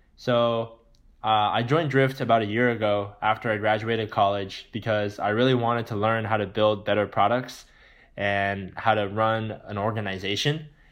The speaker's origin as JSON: {"language": "English", "region": "California", "country": "United States", "tie": "born or raised there", "said": "growing up in California in a good neighborhood"}